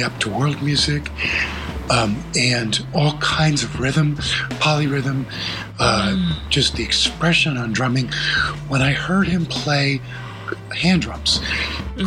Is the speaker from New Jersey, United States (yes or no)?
yes; New Jersey, United States; moved away as an adult; also born or lived in Vermont; been growing up in New Jersey, um, near New York